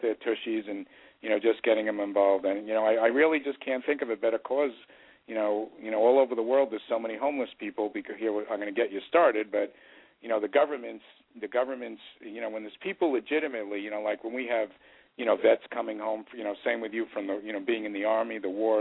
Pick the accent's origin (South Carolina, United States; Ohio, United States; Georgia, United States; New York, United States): New York, United States; moved away; I grew up in New York